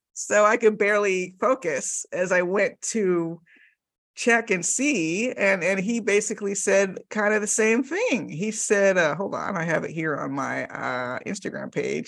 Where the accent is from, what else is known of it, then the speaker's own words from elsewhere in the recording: Miami, Florida, United States; I grew up in the Miami suburbs